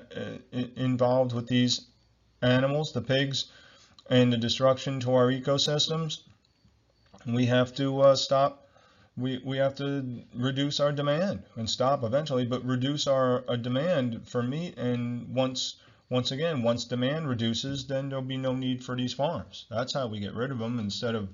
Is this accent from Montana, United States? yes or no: no; Ocean County, New Jersey, United States; I'm from Ocean County, New Jersey